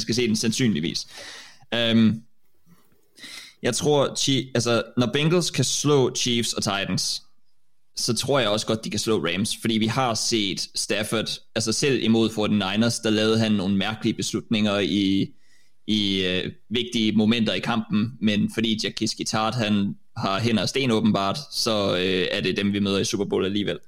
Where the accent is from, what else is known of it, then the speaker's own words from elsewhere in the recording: Denmark; som danskere, så er vi jo kommet til ret sent